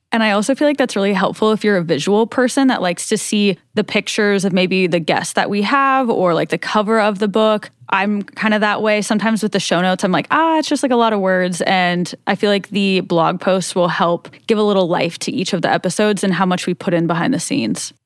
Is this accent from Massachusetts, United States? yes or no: no; Kansas, United States; I was born in Kansas